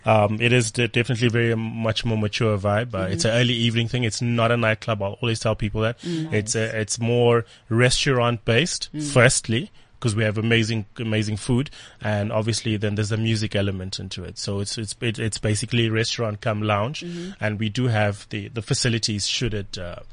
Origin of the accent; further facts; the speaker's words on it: Mozambique; now in South Africa; And me, it's ironically, I'm from Mozambique, but my handle is ….